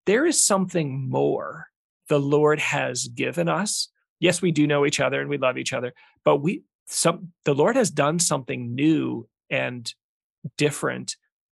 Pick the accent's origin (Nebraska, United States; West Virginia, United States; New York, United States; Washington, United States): Nebraska, United States; Omaha; I grew up in Omaha